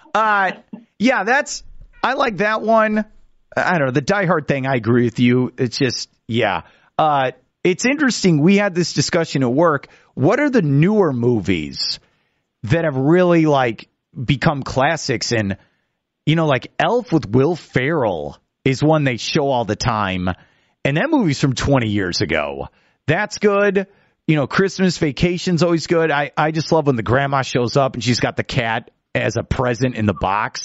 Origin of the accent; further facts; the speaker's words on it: Chicago, Illinois, United States; growing up in Chicago